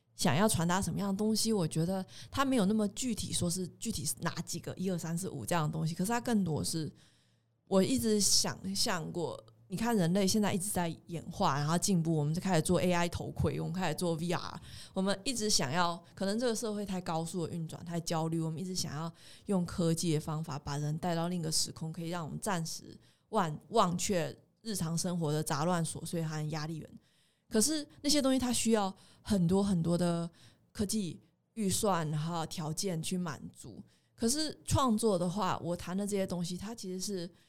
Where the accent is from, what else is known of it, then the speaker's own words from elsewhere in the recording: Taiwan; moved away as an adult; also born or lived in Germany; 我出生于台湾 那我们这里也是佛道文化跟各种东洋哲学很兴盛的一片故乡